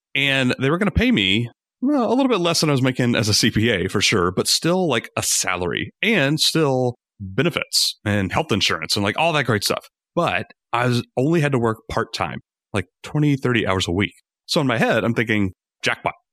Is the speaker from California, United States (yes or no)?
no; Rome, Georgia, United States; moved away as an adult; also born or lived in Atlanta, Georgia; we moved from Atlanta to my hometown, Rome, Georgia